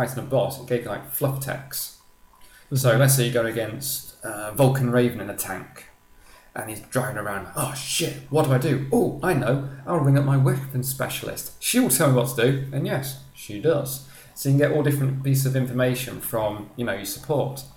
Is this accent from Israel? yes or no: no; United Kingdom; we're British.